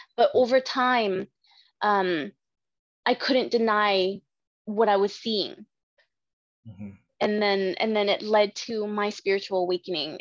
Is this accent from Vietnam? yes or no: yes; Vietnam; I'm from Vietnam.